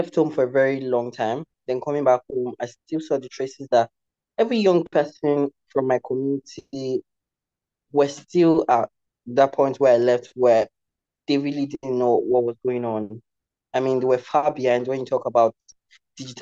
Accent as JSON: {"language": "English", "country": "Nigeria", "tie": "born or raised there", "said": "I am from Nigeria in Africa. I grew up in a rural community"}